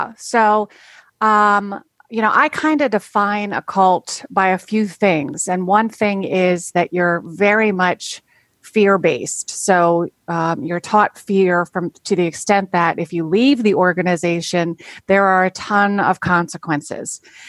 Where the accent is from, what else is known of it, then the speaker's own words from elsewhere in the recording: Maryland, United States; I am from Maryland, as you said.